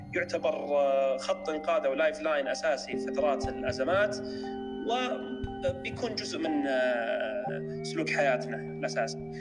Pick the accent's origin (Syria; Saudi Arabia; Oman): Saudi Arabia; عندنا في السعودية